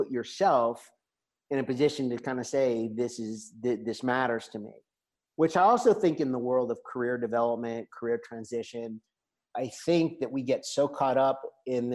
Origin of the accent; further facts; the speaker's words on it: United States; moved away as an adult; now in La Seu d'Urgell, Spain; as an American visitor